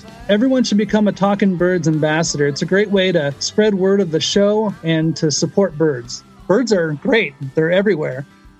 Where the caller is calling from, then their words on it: Wadsworth, Ohio, United States; I'm calling from Wadsworth, Ohio.